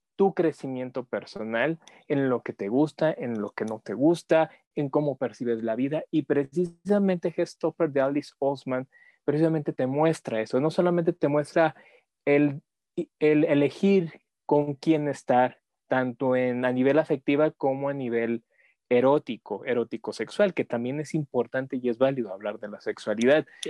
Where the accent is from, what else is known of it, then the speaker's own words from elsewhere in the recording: Mexico; como mexicanos